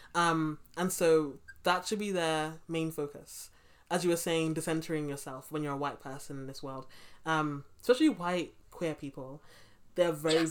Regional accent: London, United Kingdom; I grew up in Brixton

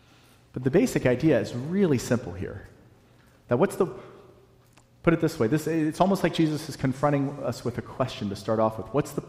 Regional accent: the South, United States; And I'm from the South, so I can make fun of Southerners.

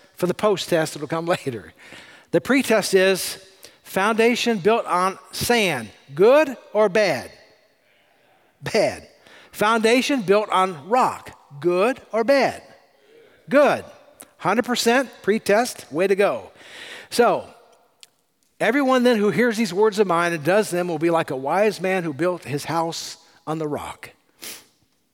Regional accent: California, United States; I'm from California.

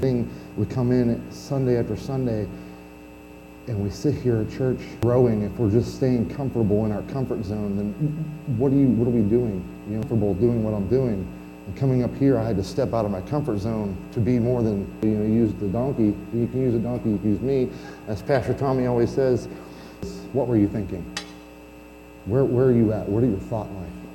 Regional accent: Pennsylvania, United States; moved away; I'm originally from Pennsylvania

